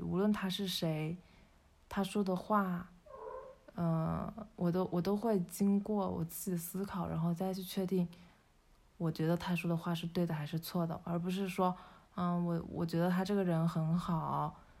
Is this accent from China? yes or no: yes; China; 我们中国人一直从小到大，从出生以来